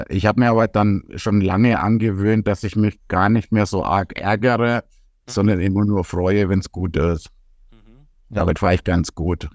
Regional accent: Rimpar, Bavaria, Germany; bei uns in Rimpa

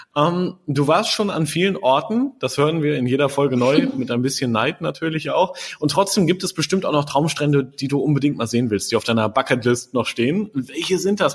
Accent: Germany; hier bei uns in Deutschland

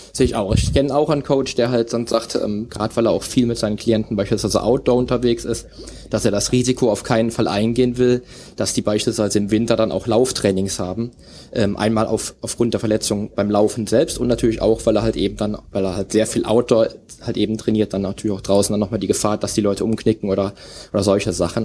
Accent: Cologne, North Rhine-Westphalia, Germany; meiner Heimat Köln

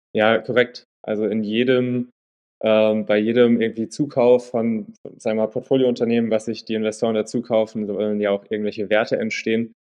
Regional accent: Untertaunus, Hesse, Germany; also born or lived in Wiesbaden; ich bin äh, in Hessen äh, groß geworden, Wiesbaden geboren, mhm. in Untertaunus groß geworden, äh, eine kleine Stadt namens Eckstein

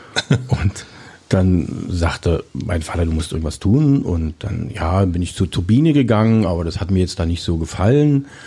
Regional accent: Cottbus, Brandenburg, Germany; Da gab es bei mir, ich bin in Cottbus geboren, in der Silower Straße.

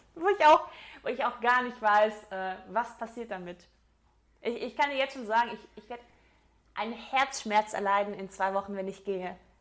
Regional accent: Swabia, Baden-Württemberg, Germany; ich bin eigentlich Schwabe

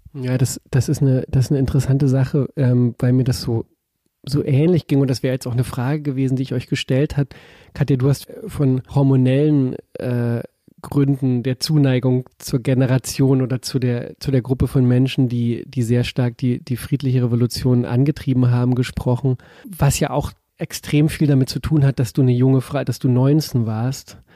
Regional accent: East Germany, Germany; die wie ich auch Ostdeutsche ist

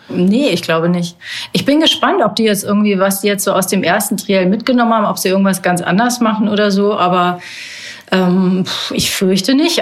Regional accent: North Rhine-Westphalia, Germany; Ich bin ja in Nordrhein-Westfalen groß geworden

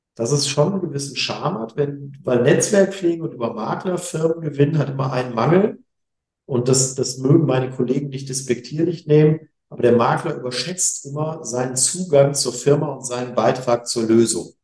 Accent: Essen, North Rhine-Westphalia, Germany; also born or lived in Bonn; now in Essen, Germany; ich bin Essener Gebürtiger

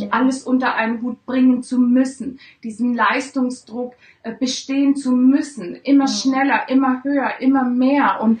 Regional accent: Italy; Ich bin ja Italienerin, ja. also liegt es nahe. Ich habe eine deutsche Mutter, daher spreche ich gut Deutsch.

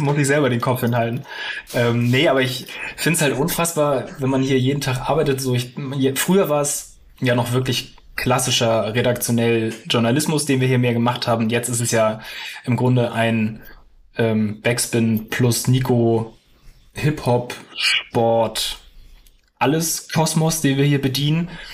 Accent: Hamburg, Germany; also born or lived in Lüneburg; ich bin geboren, aufgewachsen in Hamburg

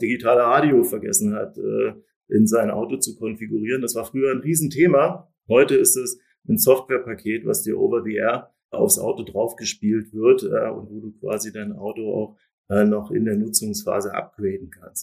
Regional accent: Germany; ich als Deutscher

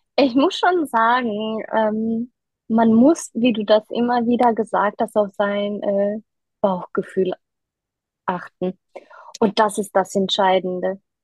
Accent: Düsseldorf, North Rhine-Westphalia, Germany; ich komme aus Düsseldorf und äh, bin 33 Jahre alt

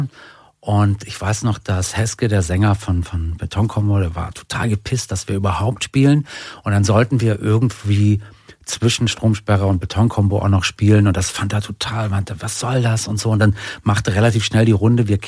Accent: Berlin, Germany; Hakenfelde, das war äh, nicht so weit von, da war ich ja, als Kind ja, oft mit Fahrrad da.

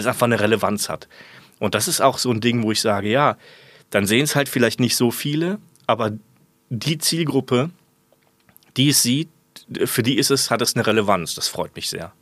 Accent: Germany; moved away as an adult; also born or lived in Kiel; ich komme aus der Voreifel.

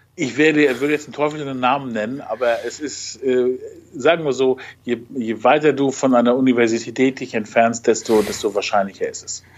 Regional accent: Germany; bei uns in Deutschland

